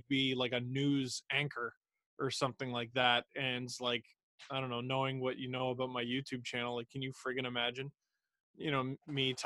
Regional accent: Toronto, Ontario, Canada; I grew up in Scarborough, Ontario

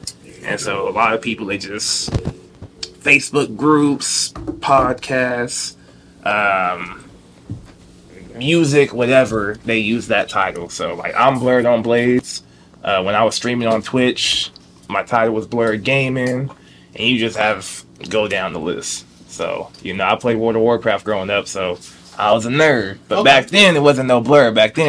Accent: the Carolinas, United States; I'm from the Carolinas.

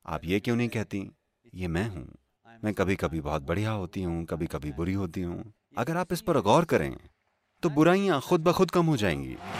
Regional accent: India; मैं भारत से हूँ

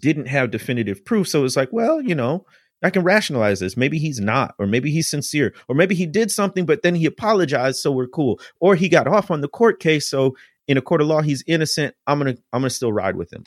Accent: near Chicago, Illinois, United States; I grew up near Chicago

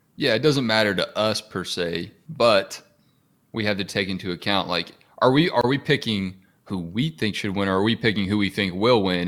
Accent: Atlanta, Georgia, United States; I grew up in Metro Atlanta

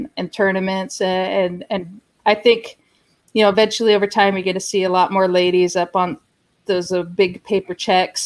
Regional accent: Pacific Northwest, United States; I grew up in the Pacific Northwest, and we did salmon fishing and stuff

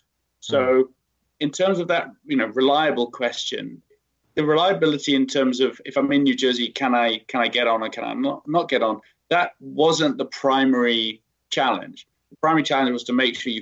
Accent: United Kingdom; moved away; I'm British

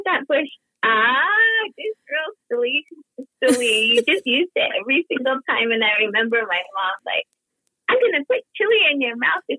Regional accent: Third Mesa, Arizona, United States; accent: Third Mesa slang; moved away as an adult; also born or lived in Polacca, Arizona; I'm from Palakka or Kisumovi, but I lived in Cape Town until I was in college. So I had like the Third Mesa slang too

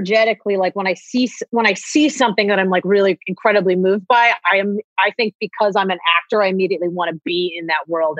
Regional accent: Ohio, United States; I'm from Ohio. Like I grew up doing theater.

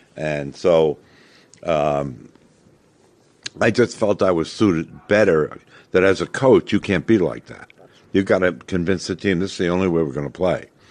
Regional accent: New York, United States; moved away; I loved being back there because it was my hometown

